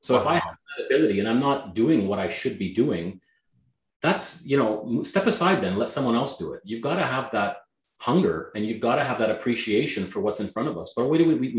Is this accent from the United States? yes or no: no; Canada; first language Greek; English is a second language; even though I was born in Canada, my first language out of my mouth was Greek